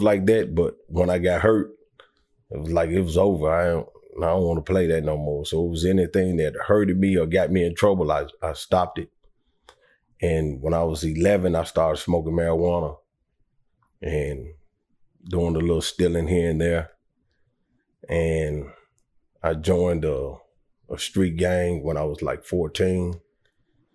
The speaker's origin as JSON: {"language": "English", "town": "Detroit", "region": "Michigan", "country": "United States", "tie": "born or raised there", "moved": "yes", "said": "I grew up in Detroit"}